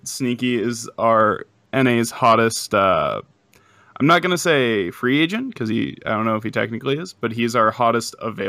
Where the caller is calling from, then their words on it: Montana, United States; I'm calling from Montana.